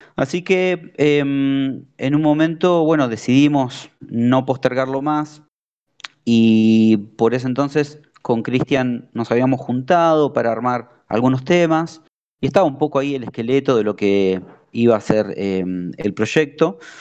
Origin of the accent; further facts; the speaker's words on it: Argentina; la primera banda argentina